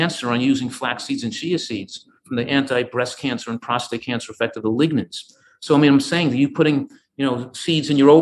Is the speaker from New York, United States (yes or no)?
yes; Yonkers, New York, United States; moved away as an adult; also born or lived in Tarrytown, New York / Philadelphia, Pennsylvania; I grew up in Yonkers, New York